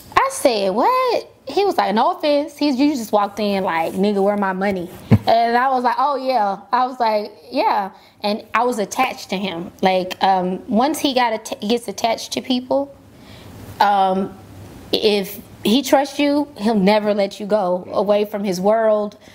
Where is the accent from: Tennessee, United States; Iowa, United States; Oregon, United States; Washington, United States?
Tennessee, United States; Memphis; born or raised there